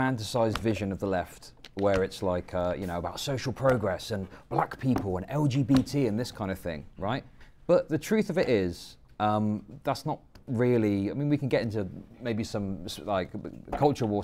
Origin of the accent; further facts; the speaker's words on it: United Kingdom; accent: British; my British accent